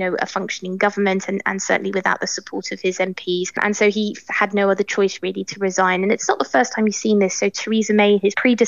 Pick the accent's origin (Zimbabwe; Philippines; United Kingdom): United Kingdom; moved away as an adult; also born or lived in London / Brussels; now in Paris, France; I'm British